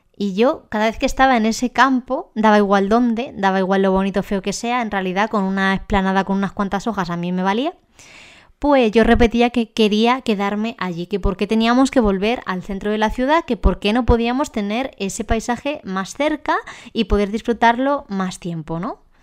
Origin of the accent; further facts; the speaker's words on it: Ávila, Castile and León, Spain; moved away; also born or lived in Madrid; Yo soy de nacimiento de Ávila